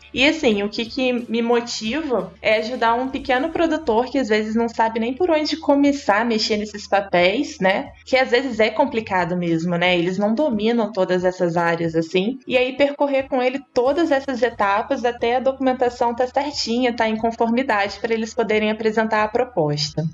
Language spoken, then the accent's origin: Portuguese; Valença, Rio de Janeiro, Brazil; Eu sou do Rio de Janeiro, mas do interior.